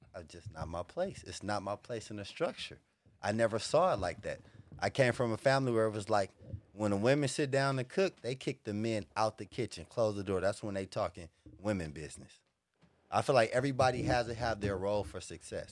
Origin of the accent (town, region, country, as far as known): Los Angeles, California, United States; born or raised there; also born or lived in the South